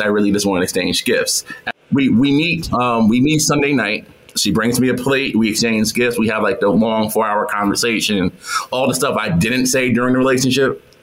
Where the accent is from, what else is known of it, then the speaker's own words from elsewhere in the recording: New York, United States; moved away as an adult; also born or lived in Atlanta; I'm from New York